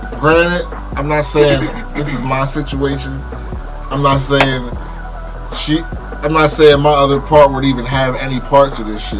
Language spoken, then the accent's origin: English; United States; because the way we was raised here in America and the way our culture is